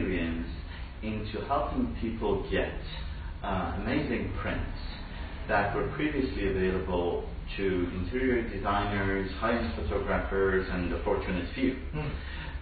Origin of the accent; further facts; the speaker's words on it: Iran; moved away as an adult; also born or lived in Dubai; now in Toronto, Canada; I left my home country, Iran, when I was just short of 20